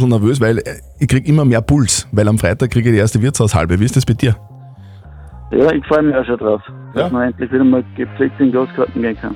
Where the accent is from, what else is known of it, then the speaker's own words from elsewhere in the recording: Wels, Upper Austria, Austria; Steffi, du hast eine sehr mysteriöse Geschichte aus meiner Heimatstadt gelesen, gell?